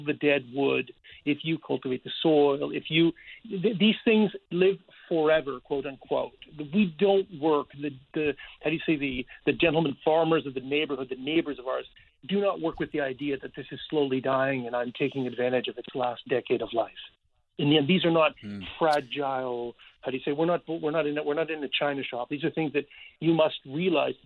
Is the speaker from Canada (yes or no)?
yes; Canada; as Canadian